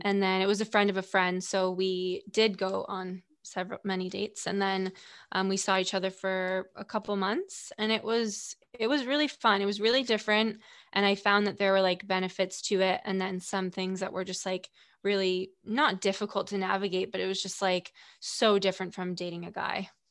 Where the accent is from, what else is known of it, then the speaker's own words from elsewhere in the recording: Stamford, Connecticut, United States; also born or lived in Greenwich, Connecticut; I'm from Stanford